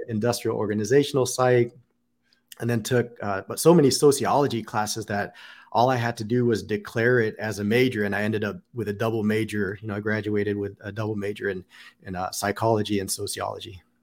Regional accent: Pasadena, California, United States; moved away as an adult; also born or lived in Long Beach / Las Vegas; now in Columbus, United States; originally from Southern California, born in Long Beach

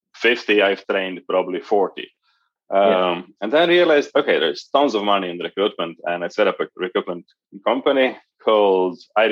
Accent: Croatia; moved away as an adult; now in Dublin, Ireland; Originally, I'm from Croatia, down south in Europe. I got a job in 1998 in Microsoft in Ireland. So moved here to Dublin in 1998

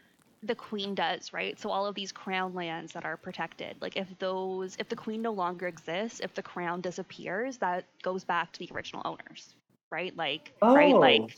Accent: Canada; Because I'm Canadian

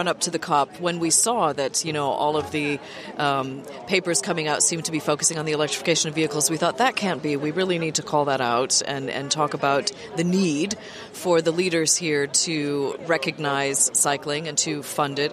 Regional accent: United States; moved away as an adult; also born or lived in Germany / Belgium / United Kingdom; now in Brussels, Belgium; I'm American originally, but I have lived for over 30 years in Europe

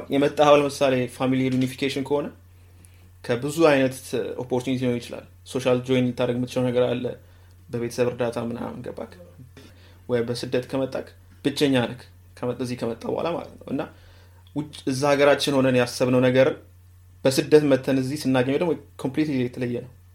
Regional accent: Ethiopia; moved away; እኛ ያደግነው ኢትዮጵያ

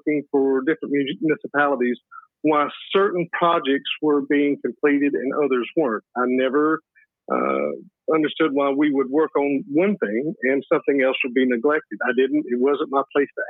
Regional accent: Obion, Tennessee, United States; I am from Northwest Tennessee. I was born and raised here in Obion County, outside of a little town called Obion.

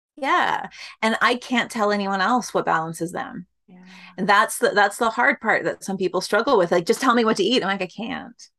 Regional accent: Canada; I'm Canadian

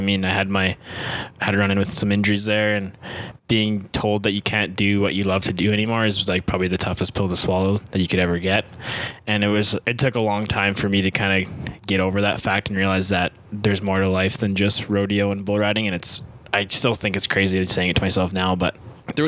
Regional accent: Saskatchewan, Canada; moved away as an adult; I'm originally from Saskatchewan.

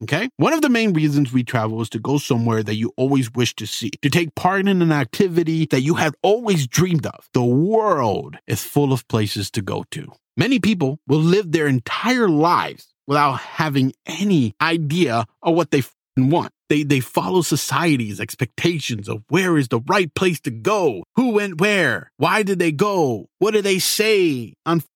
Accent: United States; In the States, growing up

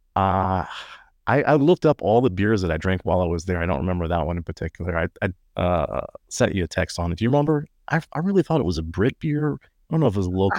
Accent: Texas, United States; I would say U S

